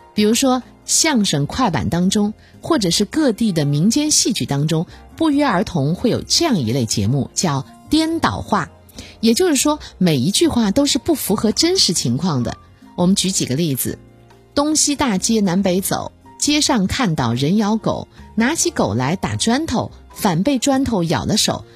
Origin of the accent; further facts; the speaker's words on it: China; 我们中国人